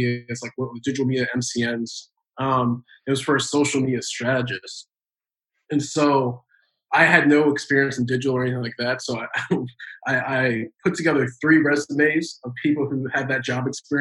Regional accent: Maryland, United States; moved away as an adult; now in Los Angeles, United States; I'm originally from Maryland

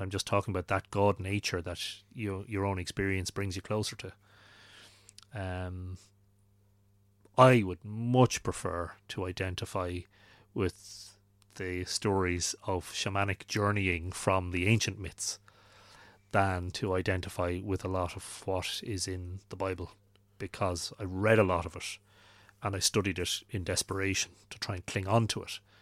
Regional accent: Drogheda, Leinster, Ireland; I'd been growing up in Drogheda

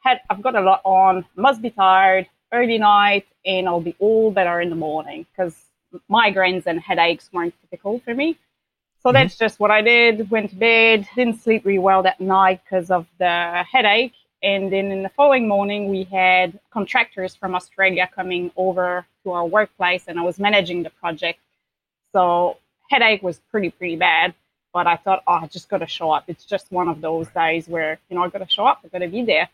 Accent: Quebec City, Quebec, Canada; moved away as an adult; now in New Zealand; I'm originally from Quebec City, Canada, but I've been living in New Zealand for about 14 years now.

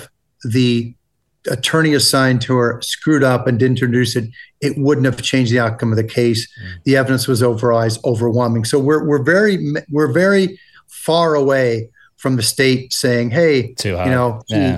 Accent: United States; accent: American; my horrible American accent.

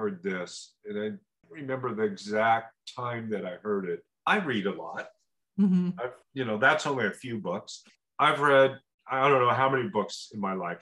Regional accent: Oregon, United States; I was this guy from Oregon

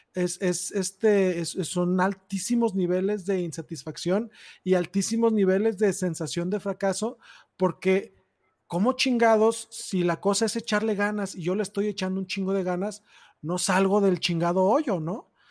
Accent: Tonalá, Jalisco, Mexico; yo crecí en Tonalá, Jalisco

